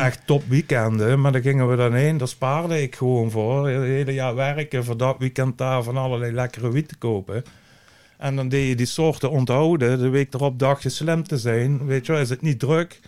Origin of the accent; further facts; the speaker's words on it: Netherlands; als Nederlander